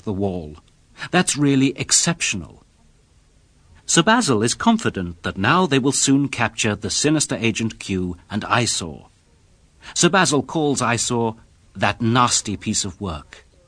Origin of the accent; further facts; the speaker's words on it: United Kingdom; I'm British